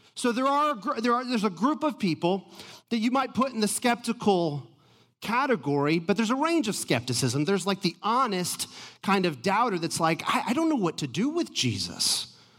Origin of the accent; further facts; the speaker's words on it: Atlanta, Georgia, United States; I'm from Atlanta.